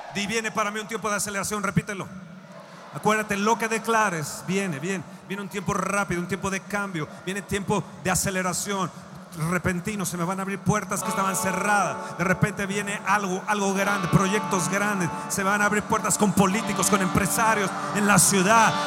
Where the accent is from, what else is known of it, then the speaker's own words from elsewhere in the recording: Mexico; Como mexicanos, como latinos